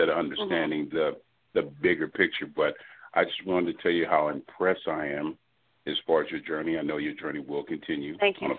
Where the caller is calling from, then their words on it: Houston, Texas, United States; I'm calling from Houston, Texas